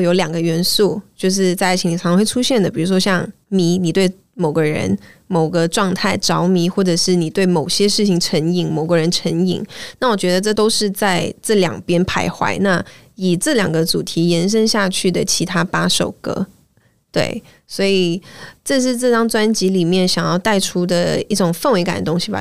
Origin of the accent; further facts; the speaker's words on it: Malaysia; moved away; also born or lived in United States; 我是马来西亚人，然后是。我们已经习惯，就是在一句话里面会掺大概 三种语言，对，你知道有时候英文啊、广东话、中文啊